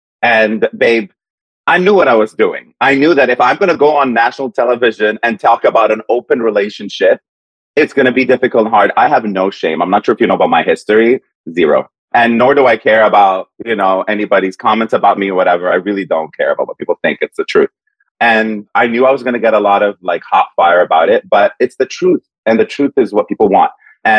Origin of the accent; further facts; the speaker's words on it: Dubai, United Arab Emirates; born there; also born or lived in Saudi Arabia; I was born in Dubai.